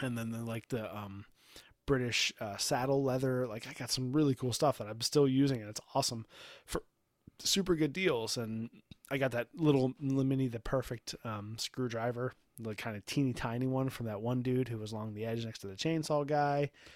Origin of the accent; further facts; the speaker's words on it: Baltimore, Maryland, United States; we're from Baltimore, Baltimore